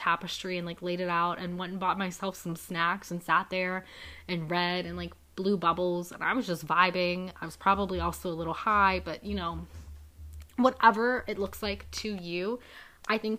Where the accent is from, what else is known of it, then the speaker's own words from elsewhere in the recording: Youngstown, Ohio, United States; This area is still my hometown